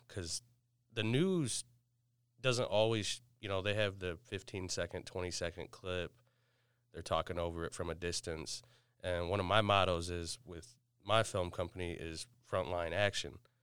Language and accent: English; Battle Creek, Michigan, United States; I'm from Battle Creek